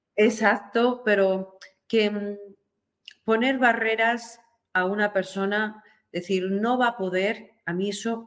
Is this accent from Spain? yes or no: yes; Spain; de la Constitución nuestra española